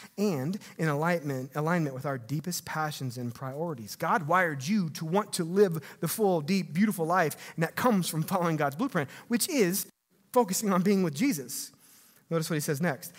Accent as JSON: {"language": "English", "region": "Missouri", "country": "United States", "tie": "born or raised there", "said": "growing up in Missouri"}